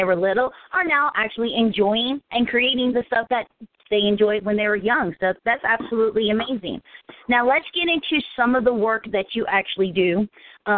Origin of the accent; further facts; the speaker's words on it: Cincinnati, Ohio, United States; I'm from Cincinnati